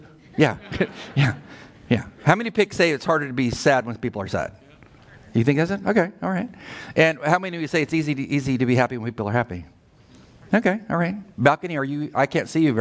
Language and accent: English; California, United States; moved away as an adult; I'm from California